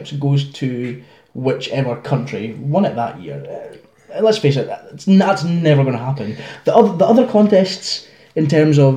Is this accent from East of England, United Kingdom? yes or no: no; Arbroath, Scotland, United Kingdom; my hometown of Arbroath